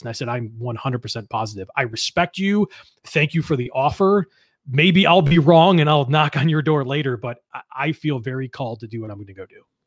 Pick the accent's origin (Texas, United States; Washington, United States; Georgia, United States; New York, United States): New York, United States; East Amherst; I grew up in East Amherst, New York, which is only about a town away from where I live now.